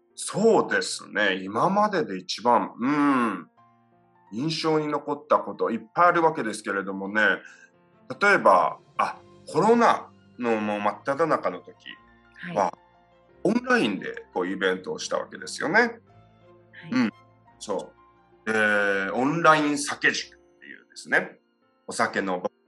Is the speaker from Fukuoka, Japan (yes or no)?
yes; Yame, Fukuoka, Japan; moved away as an adult; also born or lived in United States; 八女市にある北屋っていう喜びが多いっていうんですけどここの、えー、造り酒屋の一族の人間として生まれ育ちまして